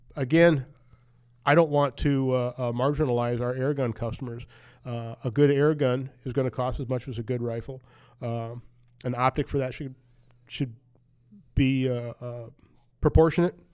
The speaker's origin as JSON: {"language": "English", "country": "United States", "tie": "born or raised there", "said": "I grew up in Wapaka County"}